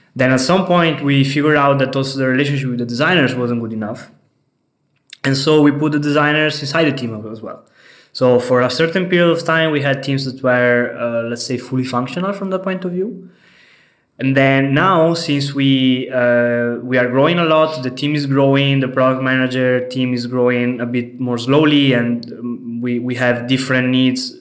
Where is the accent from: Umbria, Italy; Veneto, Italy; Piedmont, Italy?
Veneto, Italy; Venice; moved away as an adult; now in Berlin, Germany; I come from Italy, from Venice, the beautiful city of Venice. I'm here in Berlin for three years.